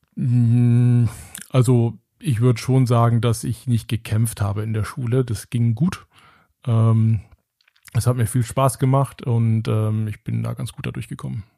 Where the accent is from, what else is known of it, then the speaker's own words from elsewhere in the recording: Engelskirchen, North Rhine-Westphalia, Germany; das ist das Engelskirchen, wo ich herkomme